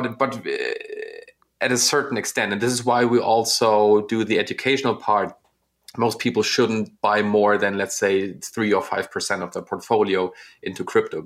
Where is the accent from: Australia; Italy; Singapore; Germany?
Germany; Northern Germany; I'm from Northern Germany